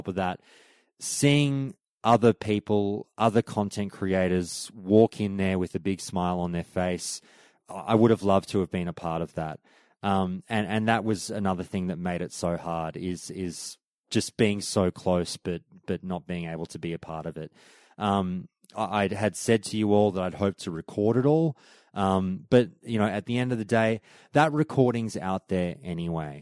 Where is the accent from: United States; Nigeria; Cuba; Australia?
Australia; I'm Australian media